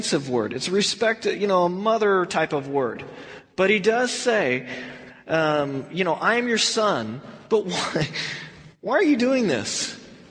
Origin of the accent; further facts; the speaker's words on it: Texas, United States; now in California, United States; when I moved from Texas out here to California